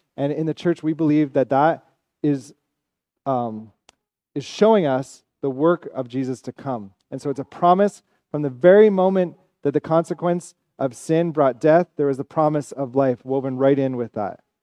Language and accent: English; Ontario, Canada; now in Montreal, Canada; I'm from Ontario. I'm also Evan's brother, so we're both from Ontario